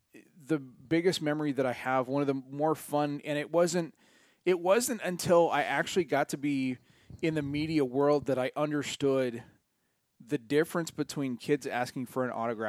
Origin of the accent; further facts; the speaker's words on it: San Diego, California, United States; it's just such a San Diego thing to happen. When failure happens, it usually happens right in my hometown.